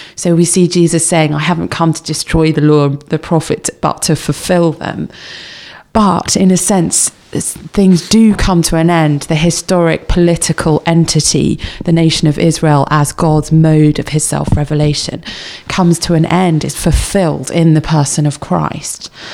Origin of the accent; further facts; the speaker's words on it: England, United Kingdom; we're English